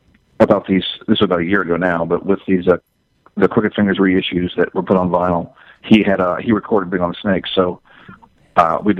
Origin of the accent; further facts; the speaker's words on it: Florida, United States; moved away; also born or lived in Nashville, North Carolina; I grew up in Florida